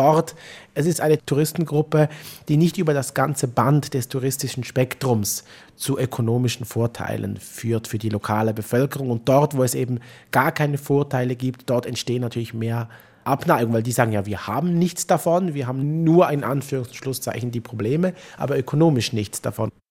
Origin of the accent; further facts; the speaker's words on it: Switzerland; Also wir haben ein ureigenes Interesse daran, auch als Schweizer Juden hier äh, als Vermittler aufzutreten.